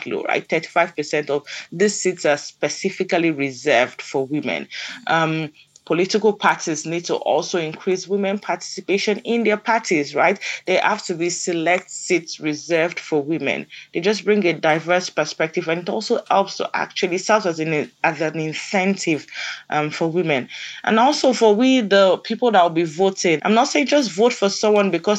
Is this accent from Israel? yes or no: no; Nigeria; our kids, our girls growing up in Nigeria